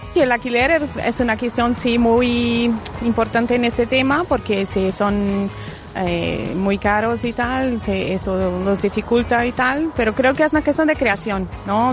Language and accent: Spanish; France; moved away; en mi país, por ejemplo, en Francia